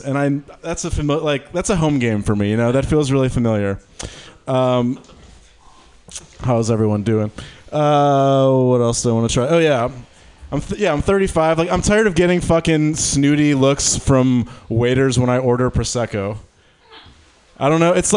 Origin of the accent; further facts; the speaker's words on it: Detroit, Michigan, United States; now in San Francisco, United States; I'm from Detroit.